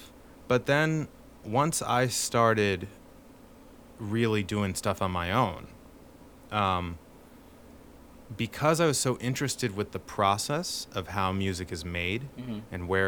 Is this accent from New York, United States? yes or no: yes; Brooklyn, New York, United States; I just moved here. How do they know I was from Brooklyn?